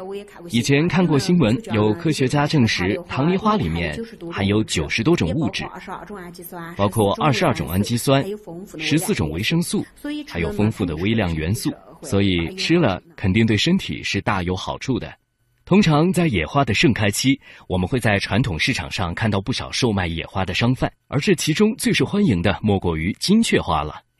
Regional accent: Pu'er, Yunnan, China; 我是来自普洱的傣族。 … 我们傣族经常会吃一些野生的植物和一些野生的花，

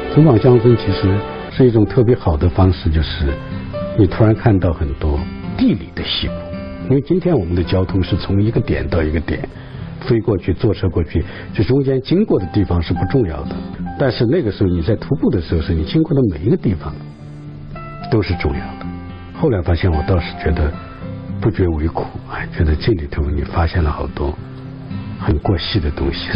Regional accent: Aba Prefecture, Sichuan, China; now in Chengdu, China; 阿坝州马尔康县，我家隔县城又有一百多里地，啊，小山村里头

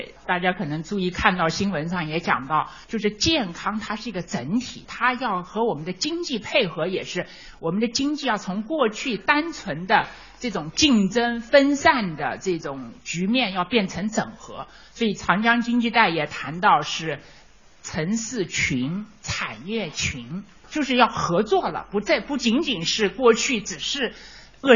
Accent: China; 我觉得我们中国可能跟别的国家比，我们有个独特的优势，就是中国人的养生文化。

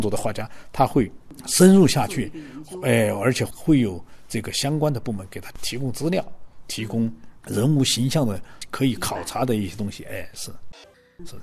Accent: Guizhou, China; 作为这个贵州的画家，可能的确是非常热爱自己生活的这片土地的

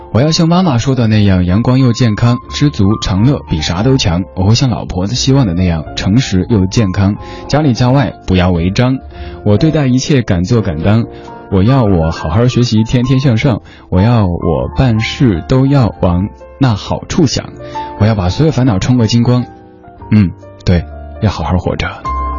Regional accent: Chengdu, Sichuan, China; moved away; 我成都人

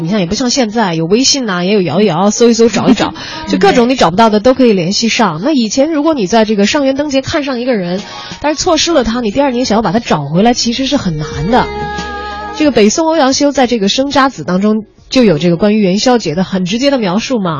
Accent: China; 我们中国人

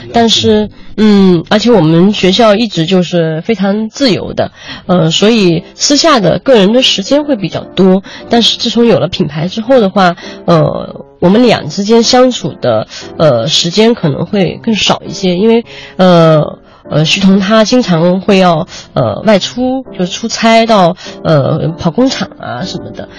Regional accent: China; 这是我们中国人，呃，包括可能是亚洲人的一种独特的气质吧

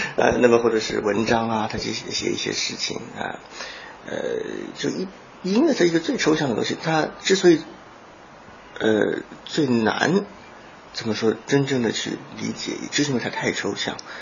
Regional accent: China; moved away; also born or lived in United States; 我们中国人

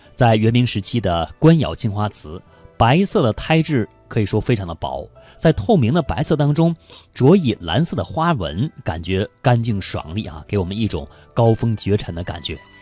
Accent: China; 我们中国人

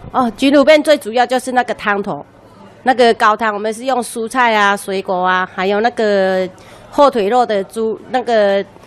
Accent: Lukang, Changhua County, Taiwan; moved away as an adult; also born or lived in Taipei; 我们也是小，小孩子也是在鹿港出生的嘛

